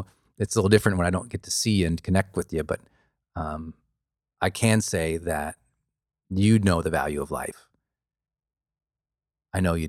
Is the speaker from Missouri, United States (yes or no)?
no; Montana, United States; I grew up in Montana